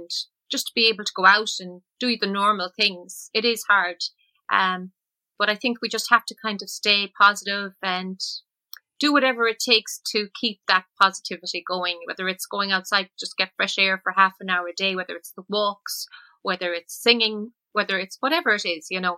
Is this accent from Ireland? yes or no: yes; Ballinasloe, Connacht, Ireland; moved away as an adult; also born or lived in Limerick / Shannon / United States; that was really my childhood. It was really Ballinasloe